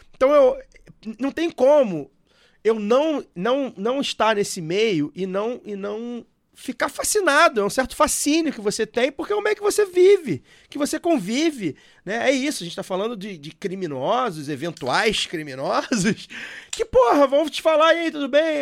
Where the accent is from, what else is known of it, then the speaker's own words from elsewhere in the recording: Rio de Janeiro, Brazil; sou da Zona Norte, subúrbio do Rio